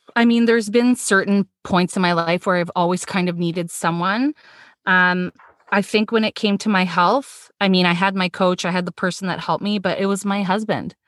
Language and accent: English; Toronto, Ontario, Canada; born in Toronto, lived most of my life